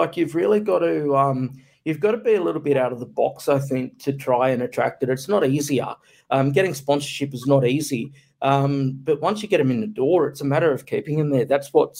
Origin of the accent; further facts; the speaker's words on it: Australia; also born or lived in Brisbane, Queensland; As an Australian in motorsport